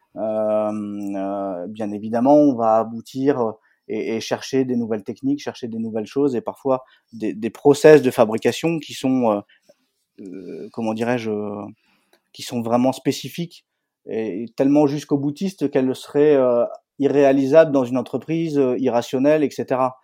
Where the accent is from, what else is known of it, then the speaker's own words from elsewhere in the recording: northern France, France; je suis originaire du nord de la France